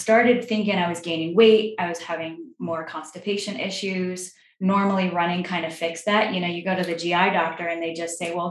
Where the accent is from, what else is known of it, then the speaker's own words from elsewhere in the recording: Vermont, United States; moved away; also born or lived in New York; I grew up in Vermont.